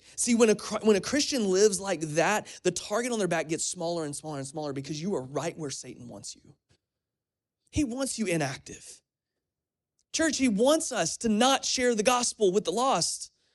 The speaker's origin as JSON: {"language": "English", "town": "Crestview", "region": "Florida", "country": "United States", "tie": "born or raised there", "moved": "yes", "lives_now": "Kentucky, United States", "said": "my hometown of Florida, in Crestview"}